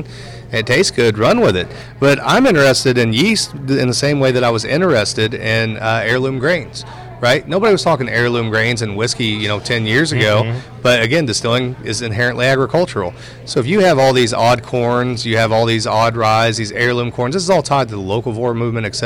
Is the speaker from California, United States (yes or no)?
no; Indiana, United States; accent: Hoosier; my Hoosier accent comes through